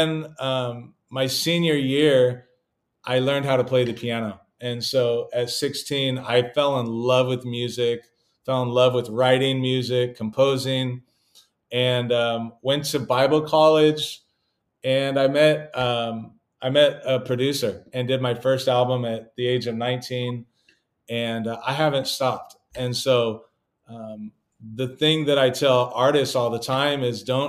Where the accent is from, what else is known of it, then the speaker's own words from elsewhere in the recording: California, United States; I come from California